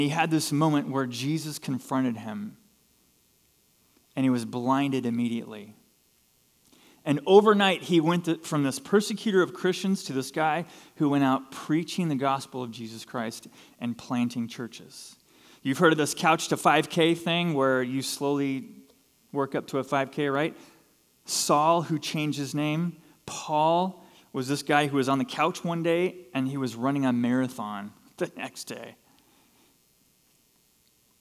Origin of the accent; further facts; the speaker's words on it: Southern California, United States; Here's this kid growing up in SoCal.